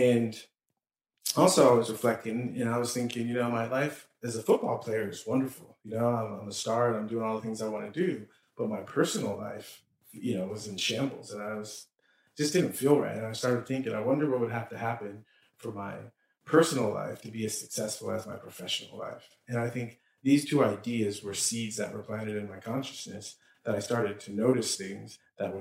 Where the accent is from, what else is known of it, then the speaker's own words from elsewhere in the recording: San Diego, California, United States; I grew up in San Diego